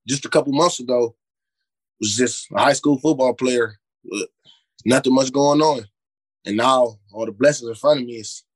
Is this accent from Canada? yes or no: no; Cleveland, Ohio, United States; also born or lived in Euclid, Ohio; I grew I grew up in Glenville. I've been playing for Glenville yeah. since I was five until I was twelve or thirteen.